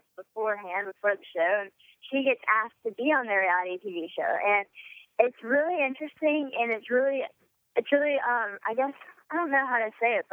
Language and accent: English; Louisiana, United States; growing up in Louisiana